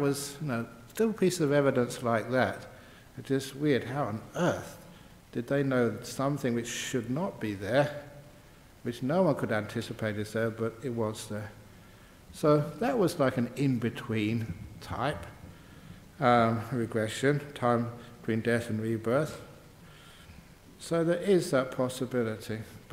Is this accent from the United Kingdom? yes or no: yes; England, United Kingdom; I grew up in England.